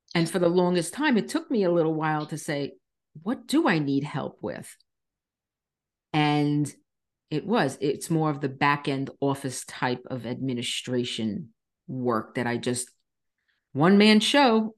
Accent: Long Island, New York, United States; moved away as an adult; now in Florida, United States; I was born and raised on Long Island, New York

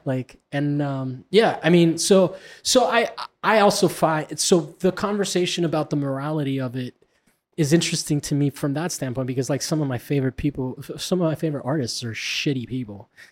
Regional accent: Florida, United States; I'm from Florida.

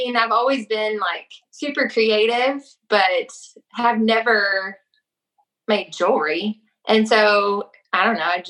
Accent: Texas, United States; moved away as an adult; also born or lived in Minnesota; We moved to Texas to my hometown

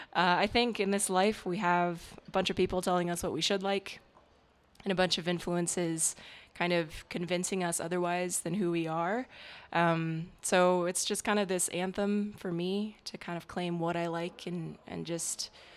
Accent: Virginia, United States; moved away as an adult; now in Utah, United States; I'm originally from Virginia and I moved to Utah maybe a year and a half ago, 2 years at this point.

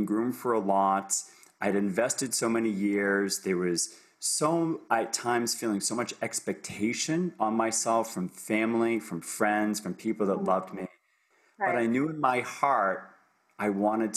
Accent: Boston, Massachusetts, United States; moved away as an adult; also born or lived in Ohio; now in Toronto, Canada; I'm coming to you from Toronto, Canada, but I'm originally from the United States. So I'm now a dual citizen of the US, Canada, born and raised in Boston

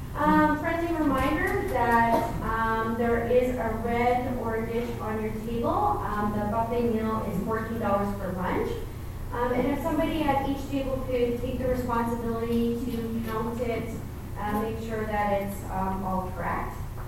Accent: Edmonton, Alberta, Canada; moved away; I was born and raised in Edmonton, so I'm very familiar with the Edmonton area. My family is still there.

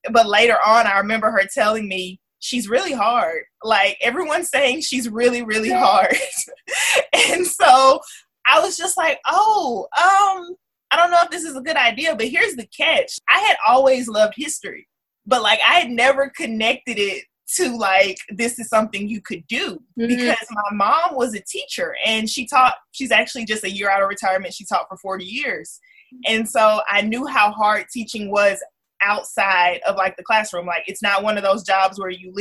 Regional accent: Missouri City, Texas, United States; I am from Houston, Texas. I'm from a suburb right outside of Houston called Missouri City. H-Town, born and raised

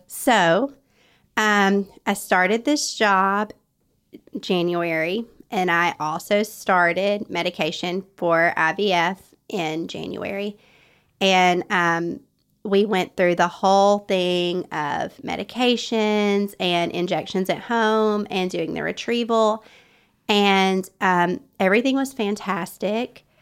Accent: North Alabama, United States; I was raised in North Alabama

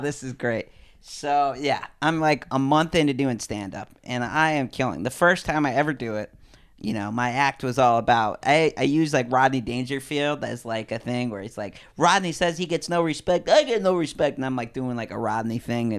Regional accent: New Haven, Connecticut, United States; moved away; also born or lived in Lawndale / Hollywood; I'm from New Haven, Connecticut, which is, like, uh, I grew up in the, like, outskirts

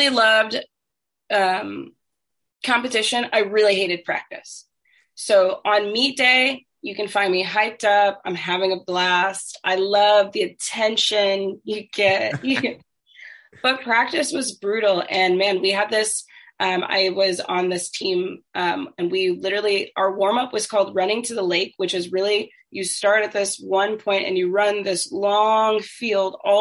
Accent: Plainfield, Illinois, United States; also born or lived in Chicago; I was born in Chicago, but I grew up in a very, very small developing farming town called Plainfield

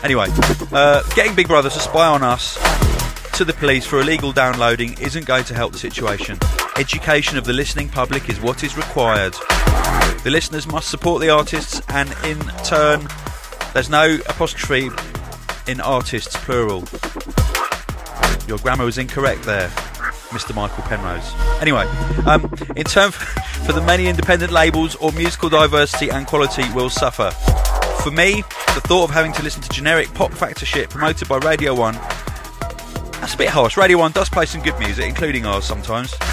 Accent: Cardiff, Wales, United Kingdom; Also, I can't wait for My first hospitality in my hometown of Cardiff. Yeah, big hospitality coming up in Cardiff.

